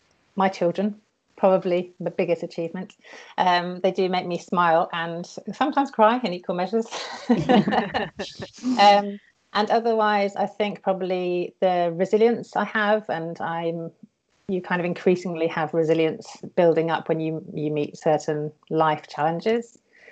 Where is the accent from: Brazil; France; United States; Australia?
France; now in United Kingdom; so I grew up in France.